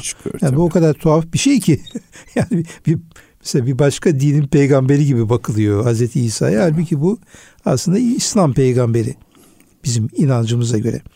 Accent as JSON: {"language": "Turkish", "area": "Urfa", "region": "Şanlıurfa", "country": "Turkey", "tie": "born or raised there", "said": "Benim de memleketim olduğu için Urfa'yı"}